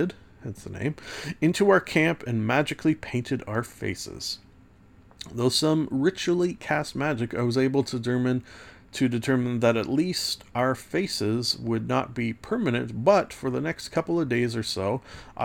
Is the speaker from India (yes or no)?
no; Canada; as a Canadian